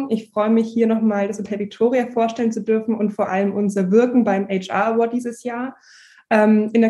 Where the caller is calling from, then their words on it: Nuremberg, Bavaria, Germany; ich bin zugeschaltet aus Nürnberg. Bei uns ist auch ganz schön geschneit.